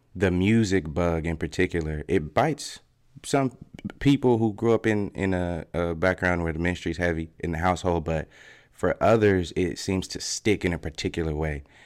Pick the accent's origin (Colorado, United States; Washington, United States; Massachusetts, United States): Colorado, United States; Fort Collins; moved away as an adult; I got to Colorado when I was about eight or nine, and I was born actually in Fort Collins